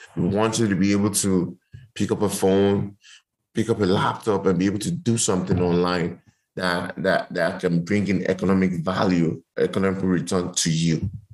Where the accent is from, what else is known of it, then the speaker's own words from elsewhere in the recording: Lagos, Nigeria; also born or lived in United States; I grew up in Nigeria. I grew up in Lagos. Grew up in Surulere